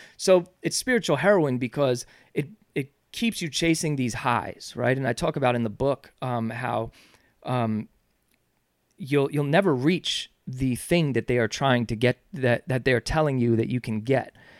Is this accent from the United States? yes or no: yes; Yonkers, New York, United States; We're from Yonkers